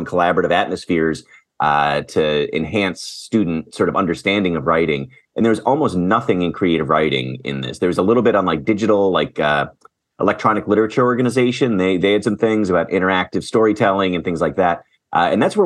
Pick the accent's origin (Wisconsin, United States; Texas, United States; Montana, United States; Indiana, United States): Wisconsin, United States; Green Bay; moved away as an adult; also born or lived in Portland, Oregon / Madison, Wisconsin / Chicago / Washington State; now in Rochester, United States; I was born in Portland, Oregon, but grew up mostly in Green Bay, Wisconsin